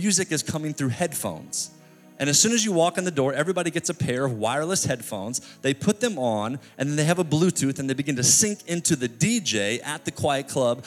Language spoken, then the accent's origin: English; New York City, New York, United States; I'm from New York City